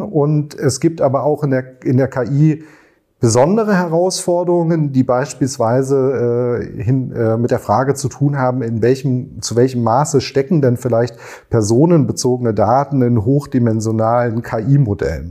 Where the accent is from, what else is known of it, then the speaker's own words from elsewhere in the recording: Germany; bei uns in Deutschland